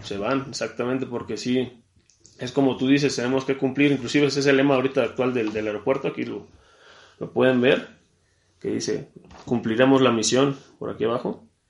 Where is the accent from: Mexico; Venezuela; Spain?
Mexico; now in Puebla, Mexico; como mexicano